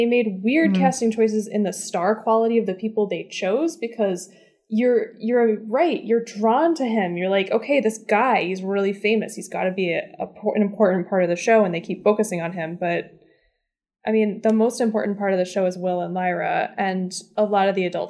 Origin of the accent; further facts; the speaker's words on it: United States; So watching this as an American